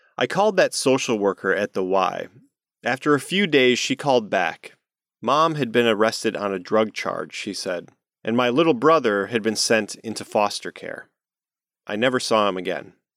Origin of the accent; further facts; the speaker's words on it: Midwest, United States; I'm from the Midwest